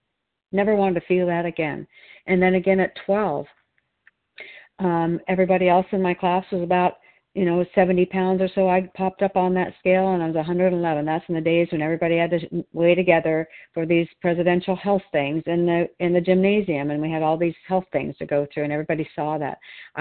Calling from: Oregon, United States; I'm a recovered compulsive overeater, and I'm calling in from Oregon.

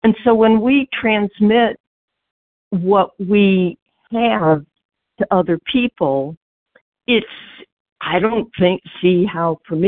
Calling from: Georgia, United States; Hey, well, I'm calling from Georgia.

